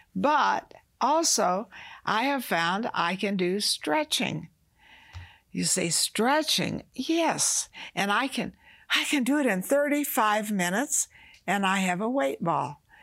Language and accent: English; the South, United States; I was raised in the South, you know, we fried chicken.